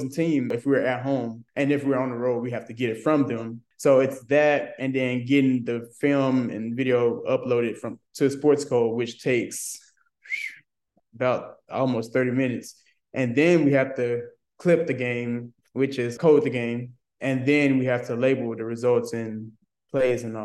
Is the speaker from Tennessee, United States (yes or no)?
yes; Memphis, Tennessee, United States; I'm from Memphis, Tennessee